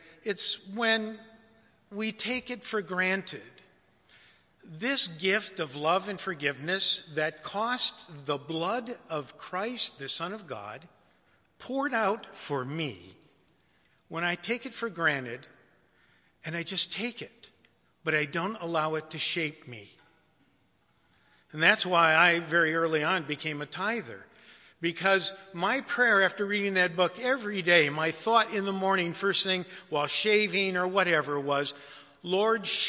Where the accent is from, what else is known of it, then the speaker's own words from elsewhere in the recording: Detroit, Michigan, United States; I was raised in Detroit